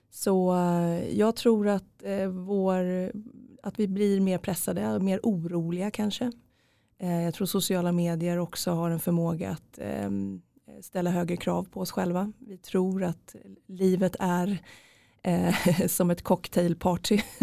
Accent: Norrköping, Östergötland, Sweden; jag är från Norrköping

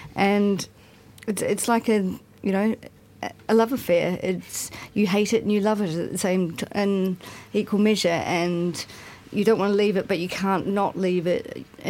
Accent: New Zealand; moved away as an adult; now in London, United Kingdom; it's part of your rite of passage as a New Zealander to go travelling anyway.

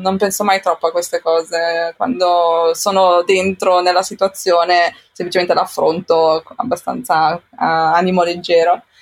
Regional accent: Como, Lombardy, Italy; moved away as an adult; also born or lived in Japan / London / Cambodia; now in Amsterdam, Netherlands; sono nata in Italia, sono nata a Como

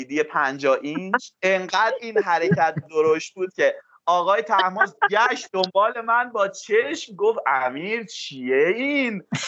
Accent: Mahallat, Markazi, Iran; also born or lived in Tehran; من خودم هم تو محلات بزرگ شدم البته متولد تهرانم ولی از اصالتا محلاتی هم تو محلات بزرگ شدم

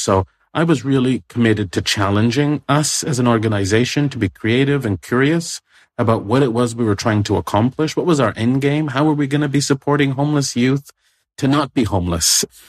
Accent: Toronto, Ontario, Canada; moved away; I grew up in Toronto

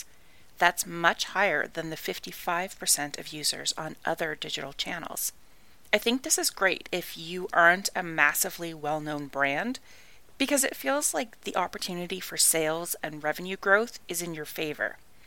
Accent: Canada; I am Canadian

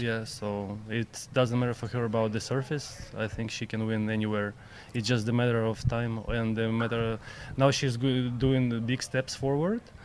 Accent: Kyiv, Ukraine; Ukraine, Ukraine, yeah, Kyiv

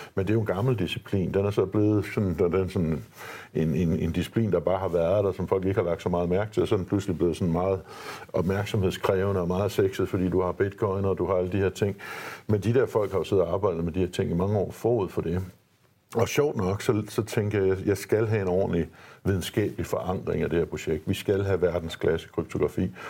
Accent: Denmark

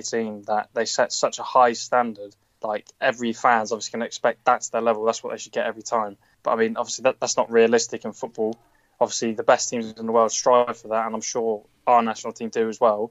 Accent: Bristol, South West England, United Kingdom; So they're my hometown team

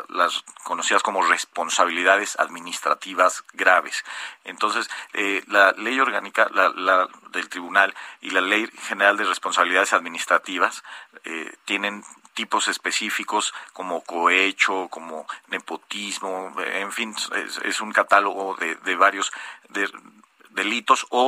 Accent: Mexico; creo que sí, que como Estado mexicano vamos, hemos ido caminando

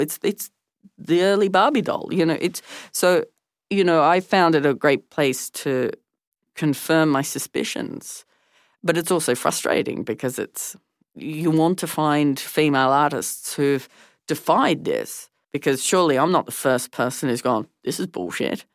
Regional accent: Tasmania, Australia; growing up in Tasmania during the debates

